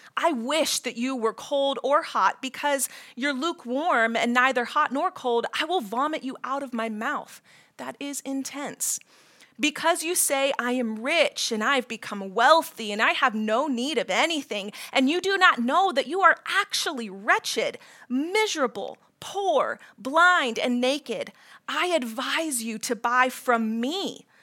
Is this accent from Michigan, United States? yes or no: no; Ohio, United States; moved away as an adult; also born or lived in Florida / Washington, D.C.; I'm from Ohio.